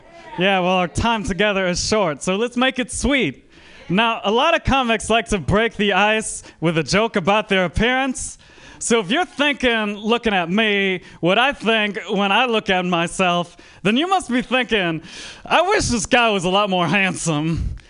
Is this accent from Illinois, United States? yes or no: no; Bay Area, California, United States; So people in the Bay Area ask me where my accent is from a lot, which offends me because I'm from the Bay Area.